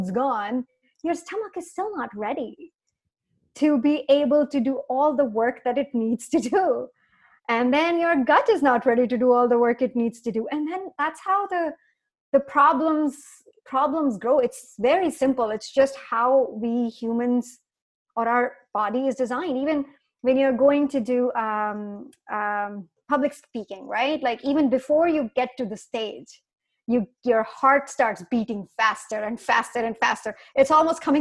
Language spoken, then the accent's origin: English; India; moved away as an adult; now in North America; I grew up in India